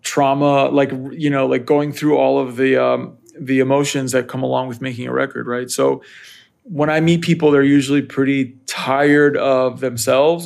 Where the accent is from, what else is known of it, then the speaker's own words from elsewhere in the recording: Northern Virginia, United States; I grew up in Northern Virginia, right outside of Washington, D C.